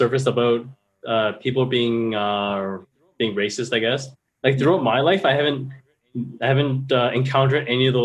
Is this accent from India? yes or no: no; Canada; also born or lived in Midland; I'm from Canada. He asked me what am I? I said I'm Chinese. Were you born here? I was like, yes.